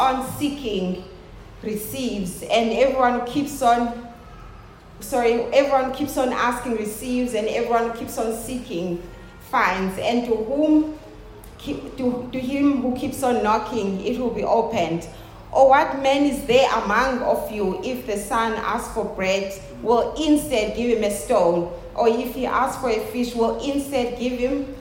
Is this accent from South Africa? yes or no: yes; South Africa; I love being a South African